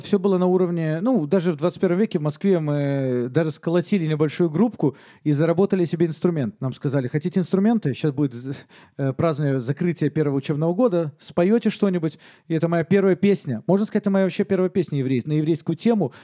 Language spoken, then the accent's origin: Russian; Minsk, Belarus; Я родился в Минске, всем немало известном городе на данный момент, в совершенно светской семье, еврейской семье